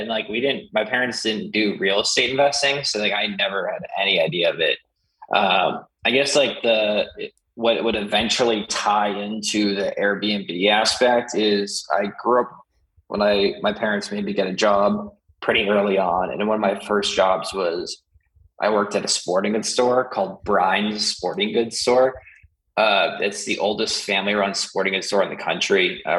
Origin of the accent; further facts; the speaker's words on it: Sudbury, Ontario, Canada; that's where growing up in Sudbury, like you can't, my parents in my school system weren't going to let me slack off.